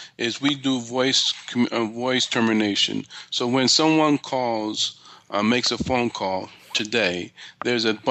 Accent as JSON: {"language": "English", "town": "New York City", "region": "New York", "country": "United States", "tie": "born or raised there", "said": "I was born and raised in, I was raised in Flatbush."}